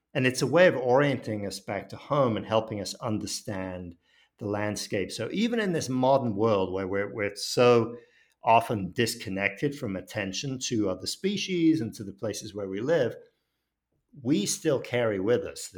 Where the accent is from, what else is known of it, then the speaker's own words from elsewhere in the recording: Paris, Île-de-France, France; And I grew up in Paris, and early on, we lived in an apartment complex.